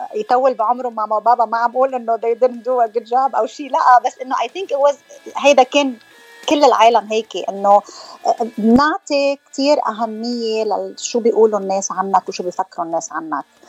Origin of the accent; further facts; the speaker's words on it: Hammana, Mount Lebanon, Lebanon; now in California, United States; من تخناي من لبنان اكشلي انا من حمانه